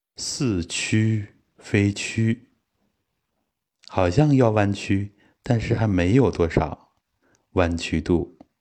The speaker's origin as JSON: {"language": "Chinese", "town": "Daqing", "region": "Heilongjiang", "country": "China", "tie": "born or raised there", "said": "其实大庆确实还有这种奉献的精神。呃，我从小在这样的氛围里面长大"}